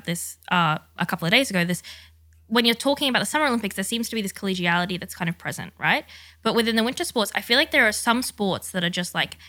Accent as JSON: {"language": "English", "country": "Australia", "said": "as an Australian"}